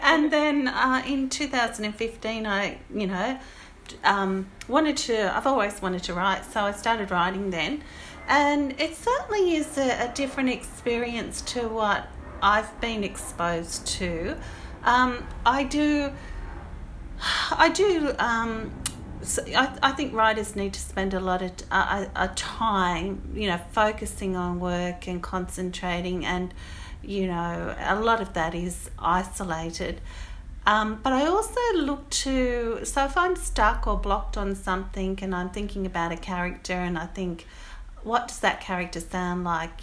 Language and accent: English; Goulburn, New South Wales, Australia; now in Petersham, Australia; I live in Petersham, um, but I come from Goulburn in New South Wales